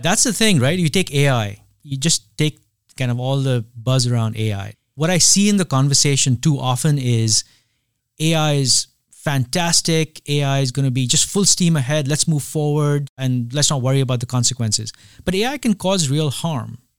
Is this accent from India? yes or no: yes; India; moved away; I grew up in India at a time when, uh, it's not the India of today.